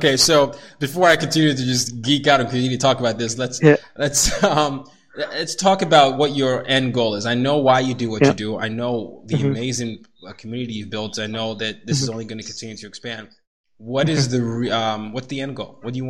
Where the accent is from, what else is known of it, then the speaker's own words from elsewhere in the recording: Nigeria; I'm a Nigerian, and I grew up sort of moving around different places.